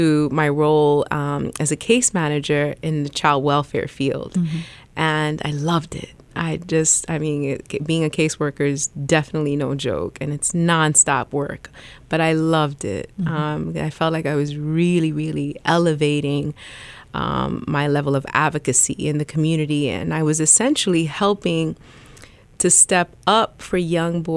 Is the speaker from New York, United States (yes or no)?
yes; New York City, New York, United States; moved away as an adult; also born or lived in South Florida / Dominican Republic (ancestry); now in Columbus, United States; I was born and raised in the South Bronx